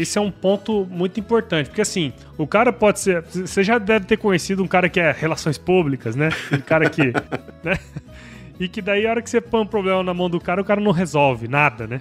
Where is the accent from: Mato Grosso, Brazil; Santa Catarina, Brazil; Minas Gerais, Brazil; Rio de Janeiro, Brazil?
Mato Grosso, Brazil; Cuiabá; also born or lived in Rondonópolis / São Paulo; eu sou mato-grossense, né, cara? Sou nascido aqui em Cuiabá